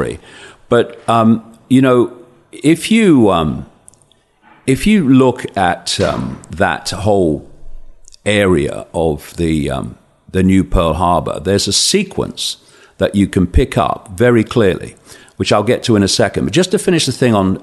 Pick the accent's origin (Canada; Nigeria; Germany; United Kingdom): United Kingdom; Leicester, East Midlands; I'm a bloke from Leicester